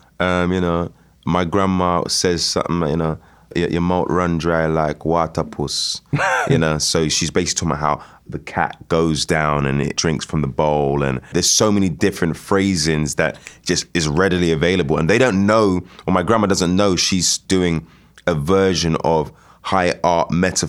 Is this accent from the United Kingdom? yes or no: yes; United Kingdom; So I grew up as a British Jamaican, but certainly a Jamaican or Caribbean person.